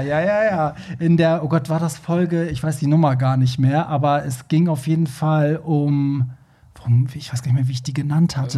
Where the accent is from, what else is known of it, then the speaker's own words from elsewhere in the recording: Iran; now in Germany; Also ich, ich komme ja also aus dem Iran